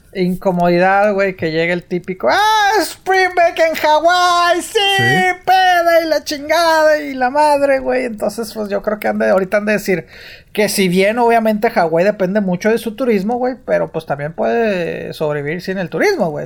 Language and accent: Spanish; Mexico; uno como mexicano